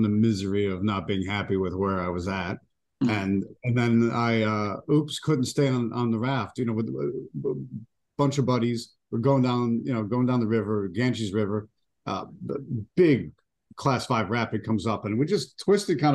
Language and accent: English; Buffalo, New York, United States; moved away as an adult; also born or lived in Washington, D.C.; now in Florida, United States; I'm originally from Buffalo, New York. And then after college, I went to Washington, D.C. and was there for a good 24 years.